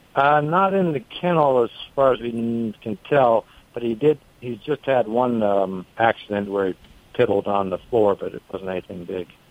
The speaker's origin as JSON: {"language": "English", "area": "the Bay Area", "region": "California", "country": "United States", "moved": "yes", "lives_now": "North Carolina, United States", "said": "originally from the Bay Area, but I've lived here for a long time"}